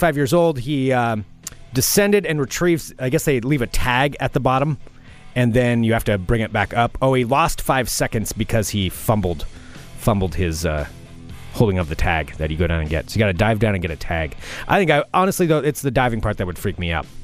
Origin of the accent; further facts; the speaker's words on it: United States; I'm from the United States of America.